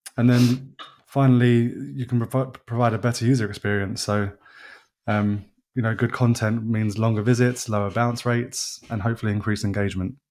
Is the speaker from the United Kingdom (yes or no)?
yes; England, United Kingdom; They know I'm English